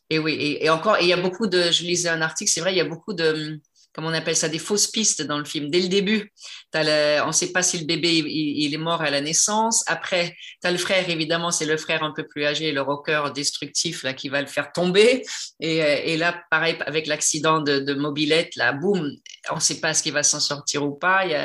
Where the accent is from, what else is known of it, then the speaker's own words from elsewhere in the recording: Quebec, Canada; moved away; je suis québécoise, donc je défends les, acteurs de mon pays